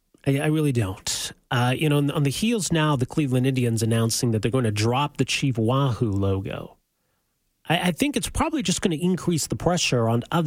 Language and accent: English; Edmonton, Alberta, Canada; I grew up in Edmonton.